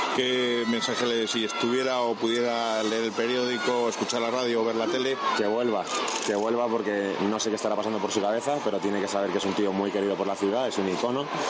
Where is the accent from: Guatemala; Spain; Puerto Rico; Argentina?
Spain; Valladolid, Castile and León; moved away; soy de Valladolid